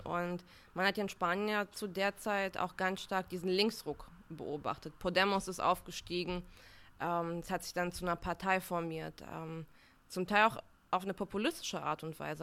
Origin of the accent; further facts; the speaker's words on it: Uslar, Lower Saxony, Germany; moved away as an adult; also born or lived in Bulgaria / Münster; now in Berlin, Germany; ich bin in Niedersachsen aufgewachsen